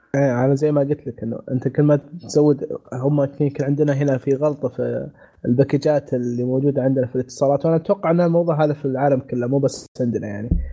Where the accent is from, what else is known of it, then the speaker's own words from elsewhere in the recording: Saudi Arabia; عندنا في السعوديه